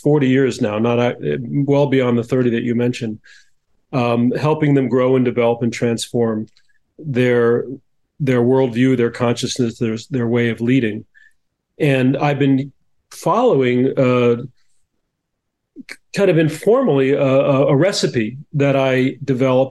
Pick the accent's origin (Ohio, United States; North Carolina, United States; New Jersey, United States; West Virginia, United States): New Jersey, United States; now in California, United States; I grew up in New Jersey, which has similar weather, but not as hot.